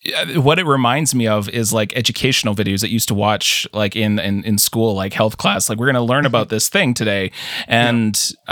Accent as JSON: {"language": "English", "country": "Canada", "said": "as a Canadian"}